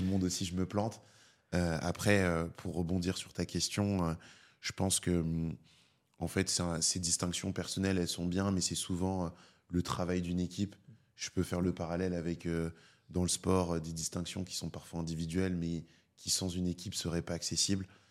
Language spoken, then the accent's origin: French; Paris, Île-de-France, France; j'ai grandi à Paris, je suis né à Paris. J'ai toujours vécu à Paris, à part pour mes études.